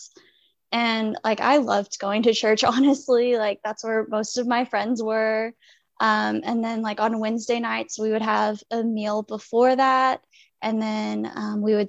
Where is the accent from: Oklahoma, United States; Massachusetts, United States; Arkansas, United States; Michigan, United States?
Arkansas, United States; Fayetteville; I am from Fayetteville, Arkansas